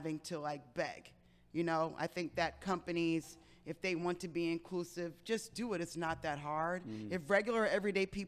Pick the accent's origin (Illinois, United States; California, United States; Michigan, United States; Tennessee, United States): Michigan, United States; Detroit; I'm originally from Detroit, Michigan